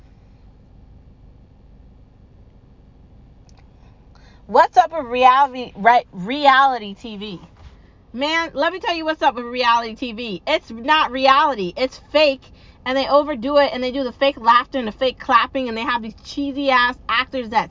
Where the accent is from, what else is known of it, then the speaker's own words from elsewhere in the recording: United States; I'm an American